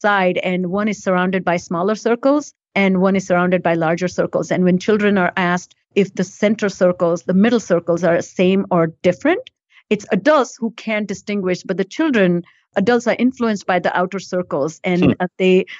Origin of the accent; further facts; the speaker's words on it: India; now in United States; I grew up in India before I came to US